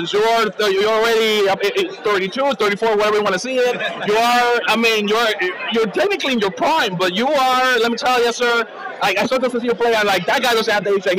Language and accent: English; New York, United States; I'm from New York